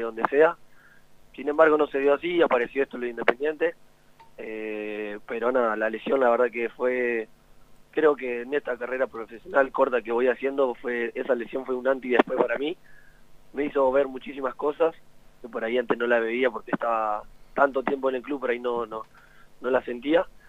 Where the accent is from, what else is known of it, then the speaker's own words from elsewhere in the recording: La Plata, Buenos Aires Province, Argentina; now in Mendoza, Argentina; soy de La Plata